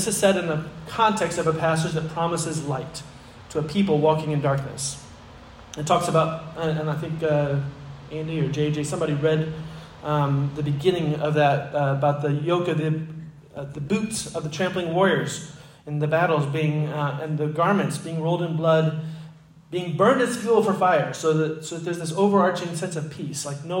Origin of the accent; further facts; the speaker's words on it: Egypt; now in United States; I remember I grew up in Egypt, and so about every 4 years we would come to the States on furlough.